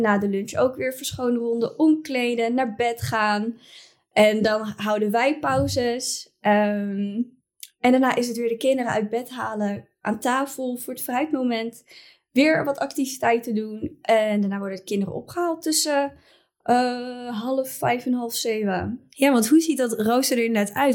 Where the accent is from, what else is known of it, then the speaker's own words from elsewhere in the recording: Utrecht, Netherlands; ik kom zelf dan uit Utrecht